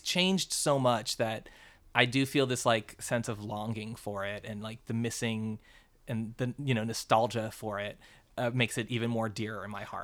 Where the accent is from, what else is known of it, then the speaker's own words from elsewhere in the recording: Florida, United States; moved away; I was born in Florida